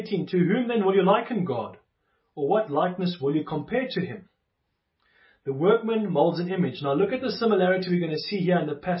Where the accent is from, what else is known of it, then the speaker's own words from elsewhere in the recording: South Africa; I was born in South Africa, as many of us were